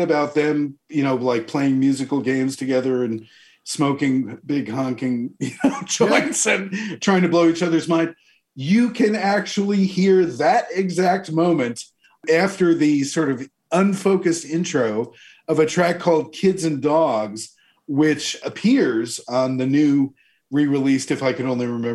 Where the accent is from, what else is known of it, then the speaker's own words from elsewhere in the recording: New Jersey, United States; when I was a kid growing up in New Jersey